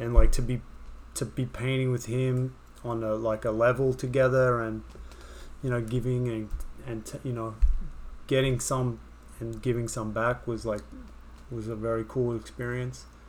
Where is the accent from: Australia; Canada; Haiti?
Australia; Sydney, New South Wales; moved away as an adult; also born or lived in Wagga Wagga, Australia; now in New York, United States; when I was growing up in Sydney